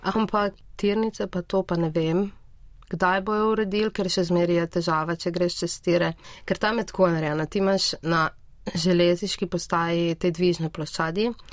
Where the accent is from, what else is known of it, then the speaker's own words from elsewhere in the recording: Brežice, Lower Sava, Slovenia; moved away as an adult; now in Ljubljana, Slovenia; jaz prihajam iz Brežic